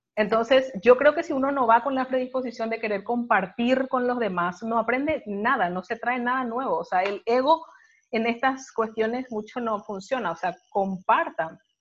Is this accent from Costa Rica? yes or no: no; Paraguay; yo soy paraguaya